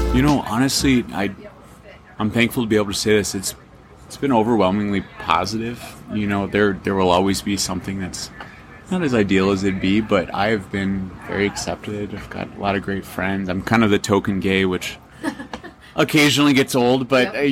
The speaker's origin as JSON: {"language": "English", "town": "Los Angeles", "region": "California", "country": "United States", "moved": "yes", "lives_now": "Montana, United States", "said": "I'm actually from Los Angeles."}